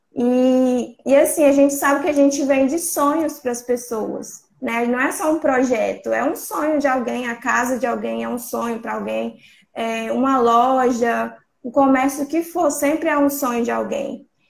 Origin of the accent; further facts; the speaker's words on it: São Mateus, Espírito Santo, Brazil; eu sou do Espírito Santo, da cidade de São Mateus